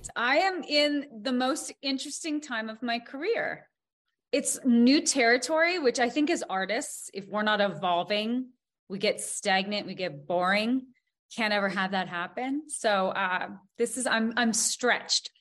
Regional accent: Montana, United States; growing up in Montana, we we had a lot of really tough days you know growing up on a farm

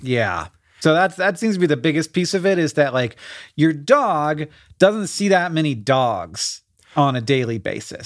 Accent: Florida, United States; growing up in Florida

